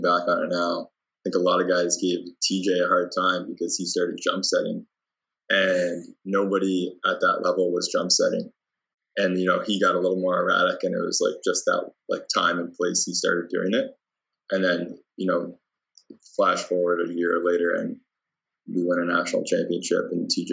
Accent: St. Thomas, Ontario, Canada; I'm actually from St. Thomas

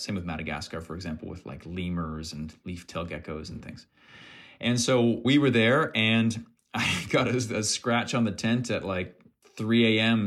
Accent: Fredericton, New Brunswick, Canada; from my hometown here in Fredericton

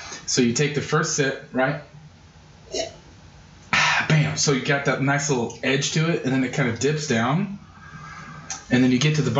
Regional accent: Kansas, United States; We're from Kansas.

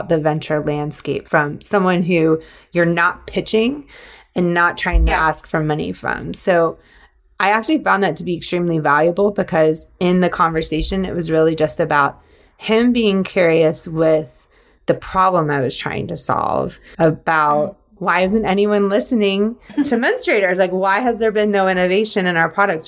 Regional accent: Georgia, United States; I grew up in Georgia.

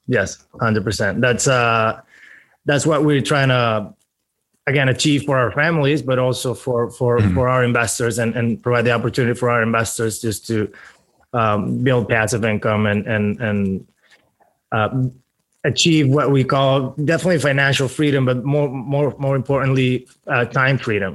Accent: Venezuela; now in Miami, United States; I'm originally from Venezuela. Moved to the United States in 2010 with my family

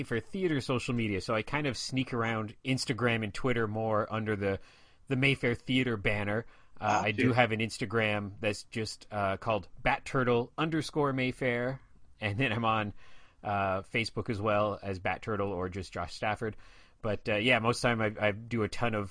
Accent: Ottawa, Ontario, Canada; also born or lived in Shawville, Quebec / Vancouver; I've lived most of my life in Ottawa. I think I moved to Ottawa when I was around 4 years old or so.

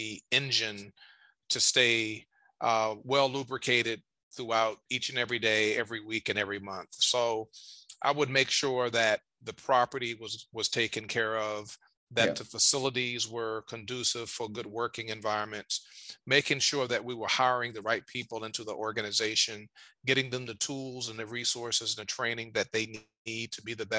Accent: Richmond, Virginia, United States; in my hometown of Richmond, Virginia

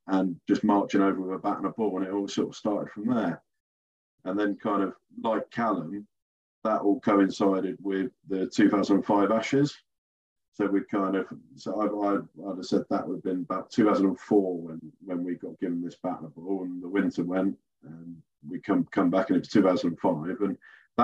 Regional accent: Reed, United Kingdom; I grew up in Reed with my younger brother

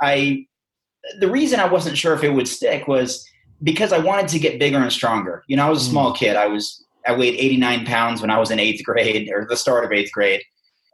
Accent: Western Oregon, United States; a farm kid growing up in Western Oregon

